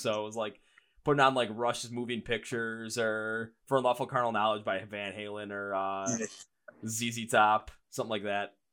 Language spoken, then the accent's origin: English; Milwaukee, Wisconsin, United States; up here where I'm from, Milwaukee